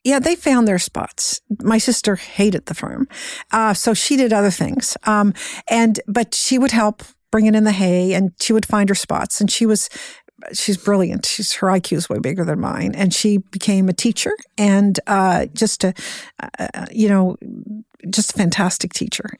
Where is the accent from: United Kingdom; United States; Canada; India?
Canada; Cape Breton, Nova Scotia; I was born and raised in Cape Breton, Nova Scotia